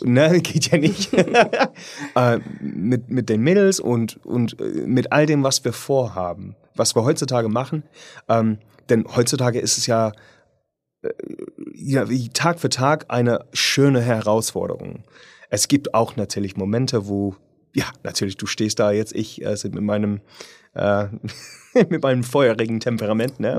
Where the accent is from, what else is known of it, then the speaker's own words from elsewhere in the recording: United Kingdom; German is a second language; moved away; ich bin Brite